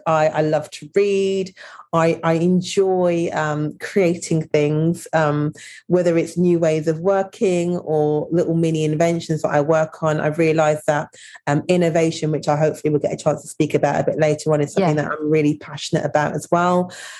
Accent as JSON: {"language": "English", "town": "Birmingham", "region": "West Midlands", "country": "United Kingdom", "tie": "born or raised there", "lives_now": "London, United Kingdom", "said": "But born and raised in Birmingham to Jamaican parents. They came over to the UK in the 60s. So it's been a really interesting journey, and spent most of my adolescence in Birmingham, which was very multicultural."}